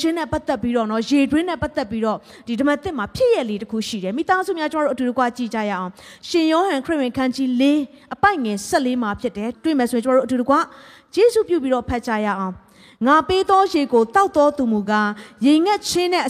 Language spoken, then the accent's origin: Burmese; Myanmar